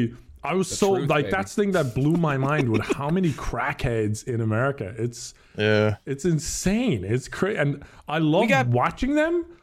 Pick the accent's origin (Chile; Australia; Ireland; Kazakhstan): Ireland; moved away; I'm from Ireland.